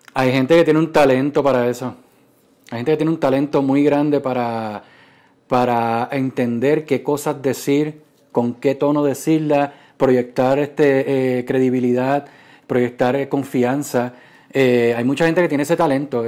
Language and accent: Spanish; Puerto Rico; moved away as an adult; also born or lived in Silicon Valley; Yo me fui de Puerto Rico en el 2012, eh, me fui para Silicon Valley